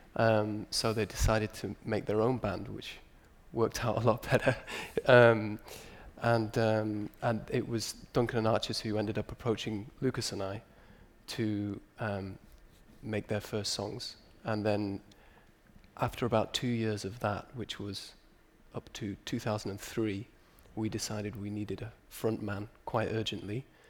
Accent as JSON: {"language": "English", "town": "Newcastle upon Tyne", "region": "North East England", "country": "United Kingdom", "said": "we're all from Newcastle"}